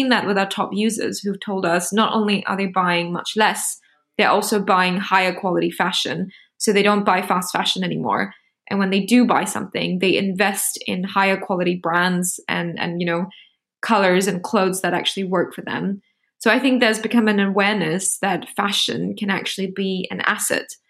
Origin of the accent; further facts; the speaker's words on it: Singapore; I'm from Singapore.